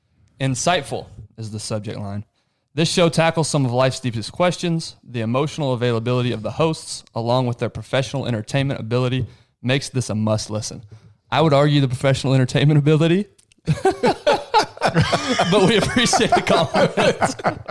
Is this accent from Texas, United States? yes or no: yes; Abilene, Texas, United States; moved away; Abilene, my hometown.